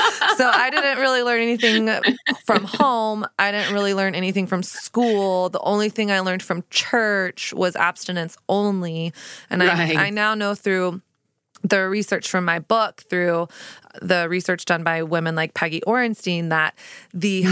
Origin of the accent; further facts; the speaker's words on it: Texas, United States; I grew up in Texas.